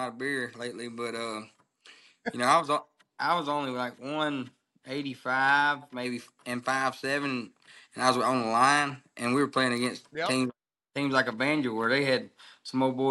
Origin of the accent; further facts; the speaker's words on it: Logansport, Louisiana, United States; also born or lived in Grand Cane, Louisiana; I grew up in Logansport, Louisiana